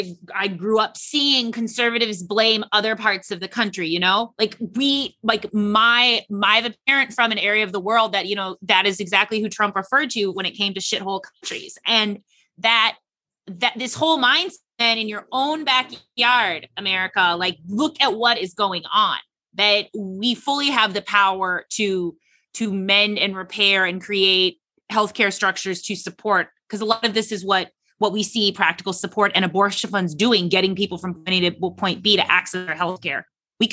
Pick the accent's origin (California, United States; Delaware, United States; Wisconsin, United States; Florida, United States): Wisconsin, United States; over in Wisconsin, God bless my home state